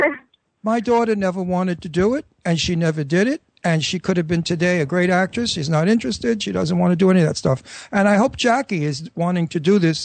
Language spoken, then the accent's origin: English; New York City, New York, United States; accent: Brooklyn; my Brooklyn accent